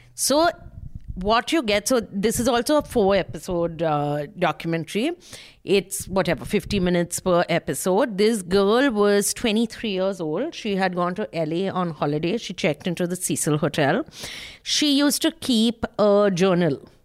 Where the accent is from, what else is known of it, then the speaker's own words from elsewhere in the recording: Kolkata, West Bengal, India; I'm from Calcutta